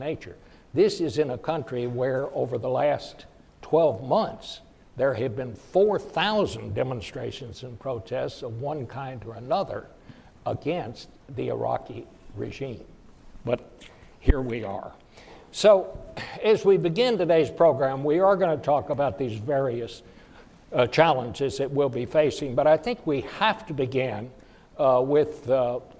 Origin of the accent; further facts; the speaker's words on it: Fort Worth, Texas, United States; when I was growing up in Fort Worth